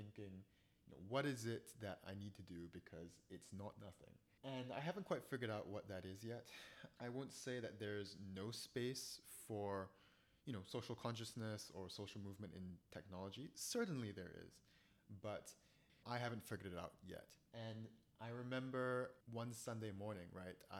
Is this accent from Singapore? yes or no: yes; Singapore; now in United States; I'm from Singapore.